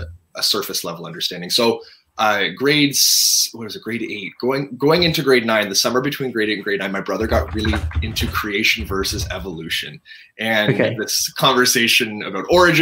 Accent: Toronto, Ontario, Canada; also born or lived in Lynchburg, Virginia / Florida; I was born and raised in Toronto, Ontario, Canada

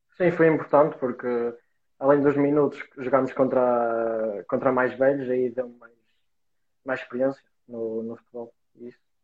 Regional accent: Vila Maior, Portugal; now in Braga, Portugal; do Vila Maior, que era a minha terra

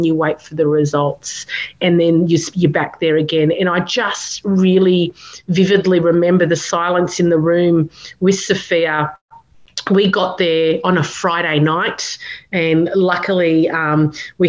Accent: Canberra, Australian Capital Territory, Australia; we're from Canberra

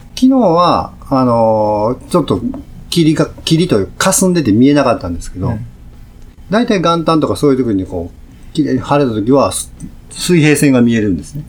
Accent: Kyoto, Japan; あ僕も京都ですよ

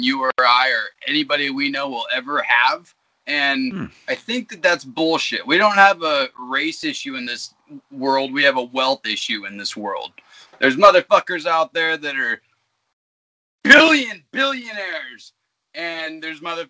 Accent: Alaska, United States; as a kid growing up in Alaska, we had a lot of gravel pits around.

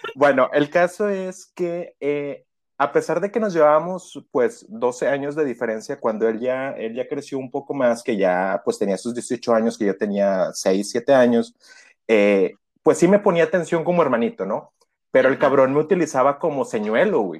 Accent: Reynosa, Tamaulipas, Mexico; also born or lived in Veracruz; vivo en Reynosa, Reynosa, Tamaulipas

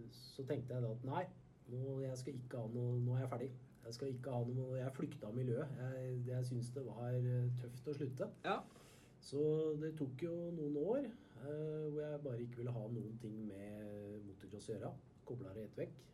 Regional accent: Skedsmo, Akershus, Norway; på Skedsmo, der jeg kommer fra

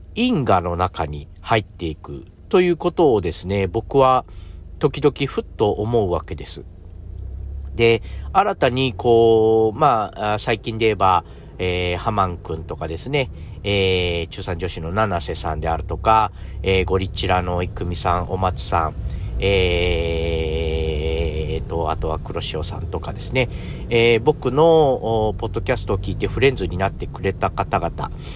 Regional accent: a small island in Hiroshima, Japan; moved away as an adult; also born or lived in Tokyo; 東京に僕がですね、行ったのが、え18歳、え広島のちっちゃな島から、え飛び出して東京に行きました

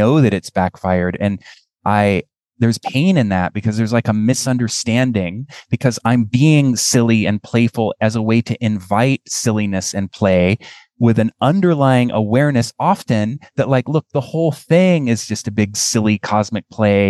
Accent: United States; I'm American

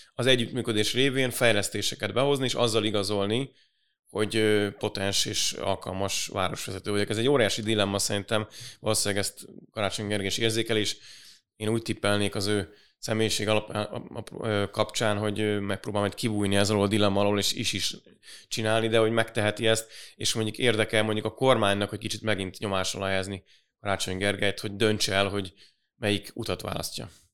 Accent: Budapest, Hungary; mi budapestiek vagyunk

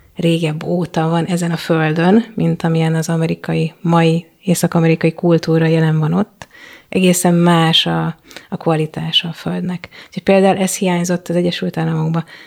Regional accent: Hungary; first language Hungarian; moved away; a anyanyelvemen

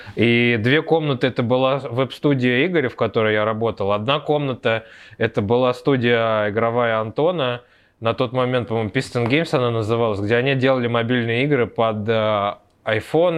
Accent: Moscow, Russia; Я вообще из Москвы, из Тушина, с простой рабочей крестьянской семьи

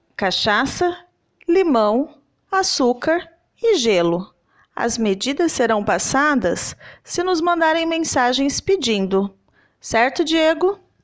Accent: Southeast region, Southeast Brazil, Brazil; eu sou da região Sudeste

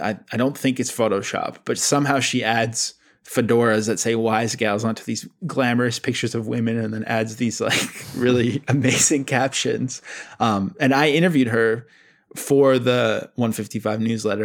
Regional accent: Abbotsford, British Columbia, Canada; I grew up with in Abbotsford, B C.

